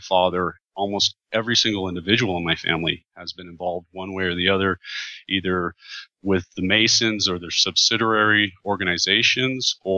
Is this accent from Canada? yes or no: no; Benson, Arizona, United States; I grew up in Benson, Arizona.